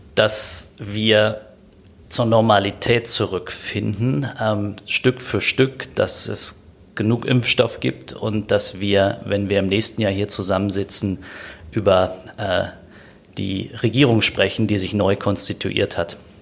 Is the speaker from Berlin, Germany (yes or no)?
yes; Berlin, Germany; also born or lived in Steglitz-Zehlendorf, Berlin; ich bin in Berlin äh, aufgewachsen, in berlin malsdorf